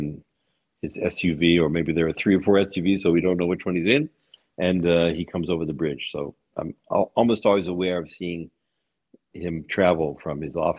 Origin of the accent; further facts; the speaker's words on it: United States; now in Budapest, Hungary; I'm an American, of course, not a Hungarian.